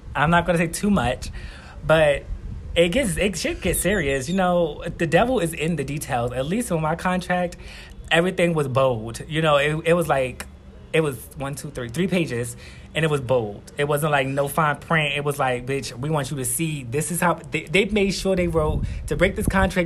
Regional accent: New York City, New York, United States; now in Guatemala; I'm from Queens, New York. I'm 29 years old, and I'm based here in Guatemala

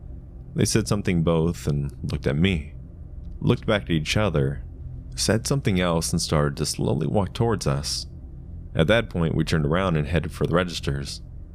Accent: Ohio, United States; Mind you, I'm originally from Ohio, and we have family here, but I don't know any of my family that lives in Tennessee.

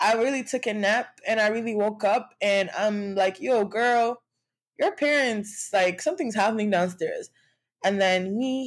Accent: Nigeria; being like a Nigerian girl woman who grew up in a world where trauma, like not trauma but abuse, was like okay or accepted

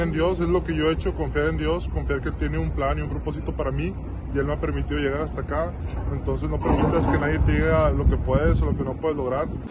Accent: Mexico; moved away; estar ahí en mi país una vez más

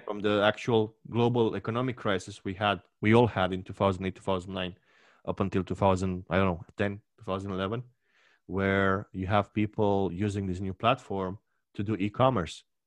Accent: Romania; my hometown, which is your adoptive hometown

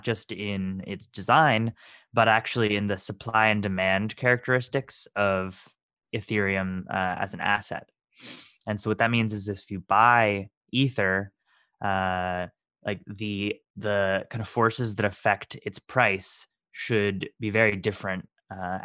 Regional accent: Texas, United States; also born or lived in Boston, Massachusetts; I was born in Boston, Massachusetts, and raised in Texas

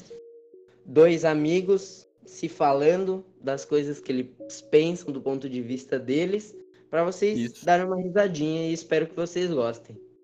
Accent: Jundiaí, São Paulo, Brazil; a gente é aqui de Jundiaí

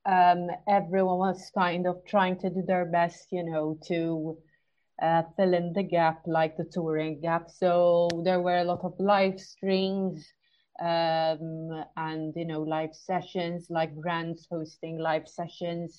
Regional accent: Malta; my home country, Malta.

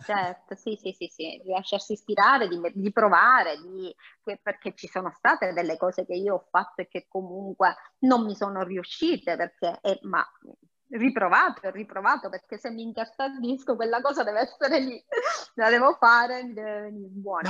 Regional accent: Sicily, Italy; io sono siciliana

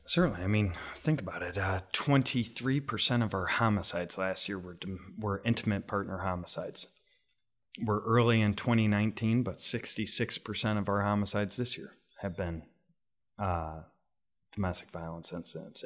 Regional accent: Rockford, Illinois, United States; my community, my hometown of Rockford

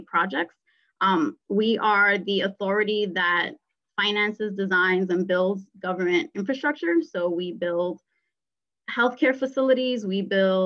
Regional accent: New York City, New York, United States; I am from the Bronx, very proud to be

